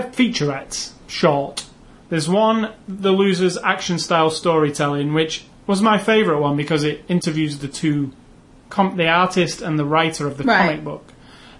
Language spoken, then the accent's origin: English; England, United Kingdom; I'm English